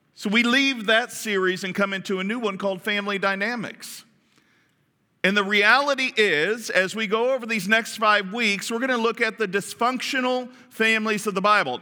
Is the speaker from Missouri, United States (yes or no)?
no; Kentucky, United States; I grew up in Kentucky, and, and there was a lot of twang going on around there